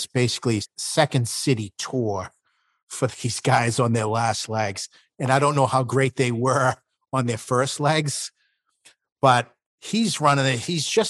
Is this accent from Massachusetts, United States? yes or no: yes; Boston, Massachusetts, United States; I'm from South Boston